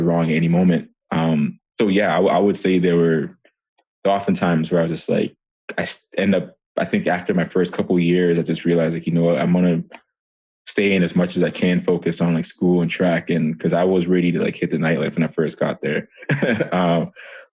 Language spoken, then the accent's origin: English; Methuen, Massachusetts, United States; also born or lived in Monrovia, Liberia; growing up in Methuen, Massachusetts